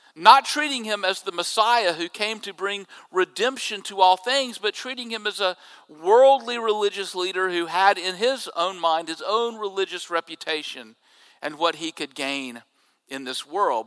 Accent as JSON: {"language": "English", "town": "Jackson", "region": "Mississippi", "country": "United States", "tie": "born or raised there", "said": "When I was growing up in Jackson, uh, we had a double A team in Jackson that fed to the New York Mets"}